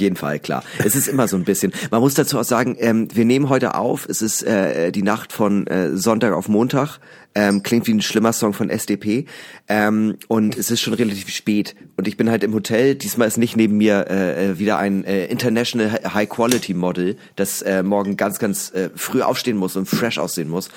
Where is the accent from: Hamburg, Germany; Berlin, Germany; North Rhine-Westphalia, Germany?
Hamburg, Germany; aus Hamburg